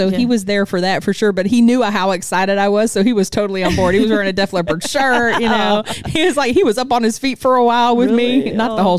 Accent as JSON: {"language": "English", "town": "Houston", "region": "Texas", "country": "United States", "tie": "born or raised there", "said": "I'm from Houston."}